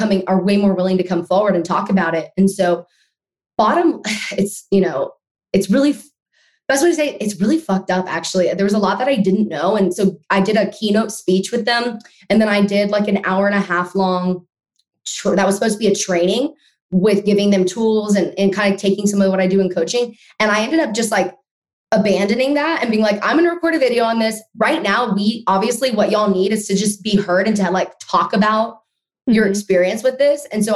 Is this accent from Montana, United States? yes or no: no; Austin, Texas, United States; I was born in Austin, Texas. I still live here.